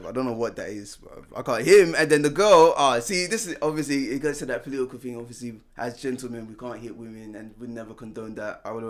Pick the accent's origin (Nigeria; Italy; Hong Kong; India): Nigeria; I'm Nigerian.